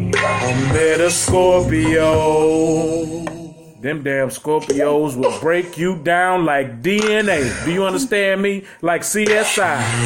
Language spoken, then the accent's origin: English; Houston, Texas, United States; we are from Houston, Texas